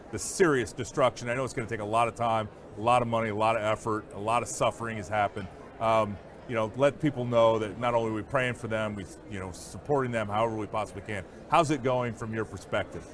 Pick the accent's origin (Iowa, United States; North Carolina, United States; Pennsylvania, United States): Iowa, United States; my home state of Iowa